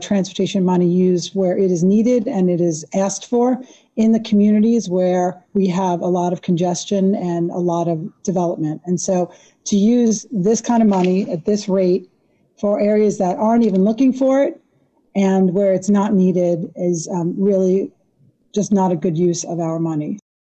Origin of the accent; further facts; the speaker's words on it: South Florida, United States; I am from the South Florida area where traffic is a serious situation